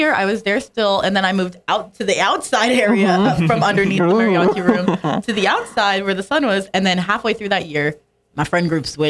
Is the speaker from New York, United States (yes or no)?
no; Las Vegas, Nevada, United States; born or raised there; moved away